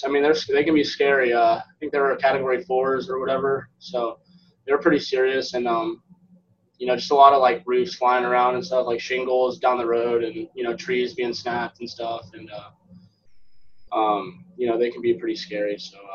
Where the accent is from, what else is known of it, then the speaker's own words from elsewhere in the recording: Florida, United States; I'm from Florida, so I know I've experienced them